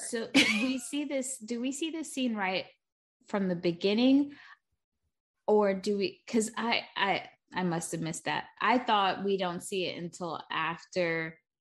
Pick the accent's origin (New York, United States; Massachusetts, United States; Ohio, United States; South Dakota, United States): New York, United States; I'm from New York